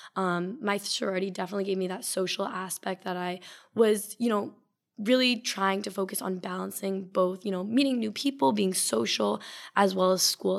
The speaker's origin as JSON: {"language": "English", "town": "Simsbury", "region": "Connecticut", "country": "United States", "said": "I'm from Simsbury, Connecticut"}